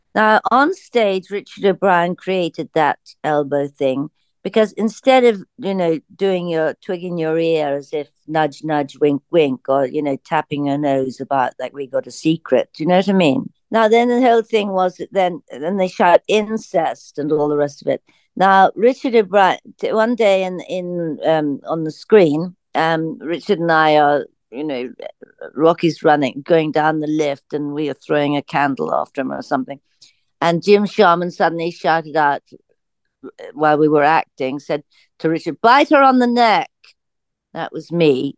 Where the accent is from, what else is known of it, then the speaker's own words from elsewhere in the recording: England, United Kingdom; I come from England